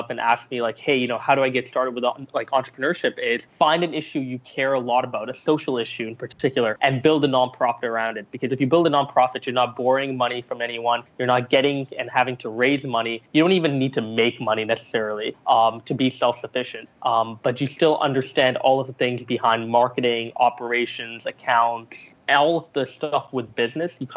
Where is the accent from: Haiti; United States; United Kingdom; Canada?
Canada; also born or lived in Singapore; So I was born in Singapore. I moved to Canada when I was nine years old, um, and basically went through junior high, high school, very much dabbling with entrepreneurship